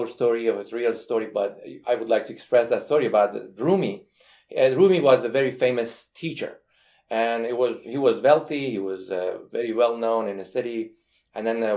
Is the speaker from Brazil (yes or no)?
no; Iran; moved away as an adult; now in United States; I am from Iran